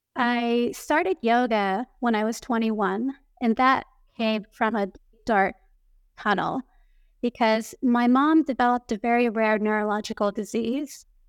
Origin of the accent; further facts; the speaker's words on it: Tokyo, Japan; I grew up here in Tokyo, Japan, going to international schools